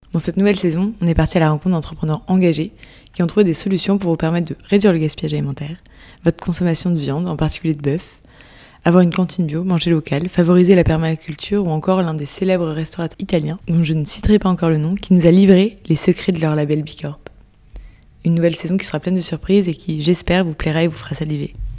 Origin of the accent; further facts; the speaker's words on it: France; En tant que Français